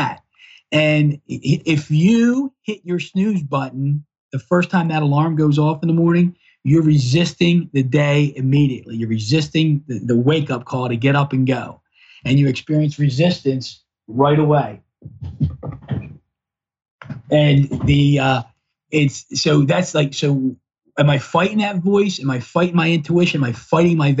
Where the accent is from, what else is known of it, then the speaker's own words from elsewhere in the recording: Baltimore, Maryland, United States; I grew up in Northeast Baltimore City